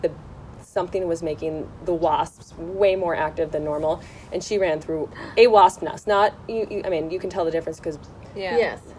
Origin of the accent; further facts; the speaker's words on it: Syracuse, New York, United States; now in Los Angeles, United States; I was from Syracuse, New York.